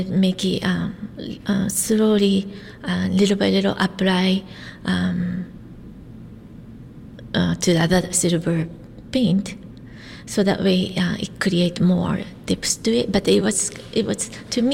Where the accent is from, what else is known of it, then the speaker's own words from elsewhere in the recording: Gunma, Japan; now in Portland, United States; I'm from Gunma, Japan, which is it's same as Kanto area like Tokyo, but the 2 hour. North from Tokyo